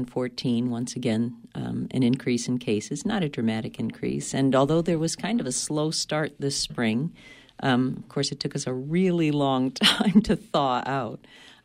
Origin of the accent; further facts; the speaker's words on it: Lincoln, Maine, United States; I'm thinking my hometown.